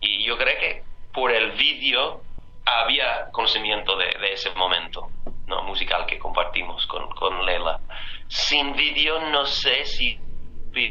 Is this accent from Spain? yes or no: no; United States; Pero como estadounidenses y también como latinos, nuestras raíces sobre todo vienen de África